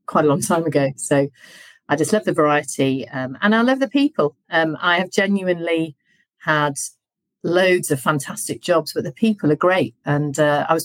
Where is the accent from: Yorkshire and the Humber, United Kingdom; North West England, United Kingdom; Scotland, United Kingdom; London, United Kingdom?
Yorkshire and the Humber, United Kingdom; I was brought up by farmers in Yorkshire